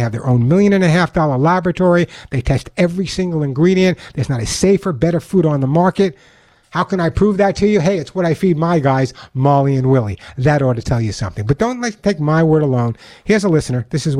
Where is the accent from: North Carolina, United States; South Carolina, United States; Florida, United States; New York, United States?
New York, United States; Long Island; now in Santa Monica, United States; but I grew up on Long Island, okay? And you never know by my accent.